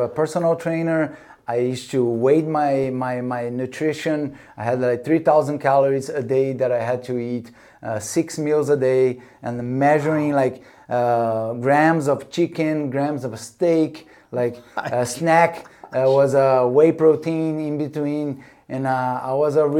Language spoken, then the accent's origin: English; Rio de Janeiro, Brazil; moved away; also born or lived in North Shore, Hawaii; growing up in Copacabana in Rio